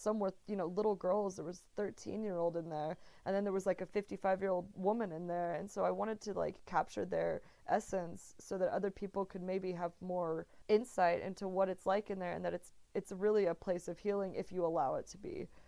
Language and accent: English; Texas, United States; moved away as an adult; also born or lived in Arkansas / Spain / New York; I'm from Texas originally